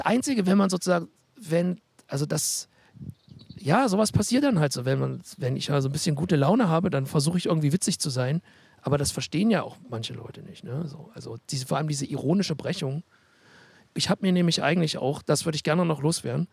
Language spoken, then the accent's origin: German; Halle, Saxony-Anhalt, Germany; Als Hallenser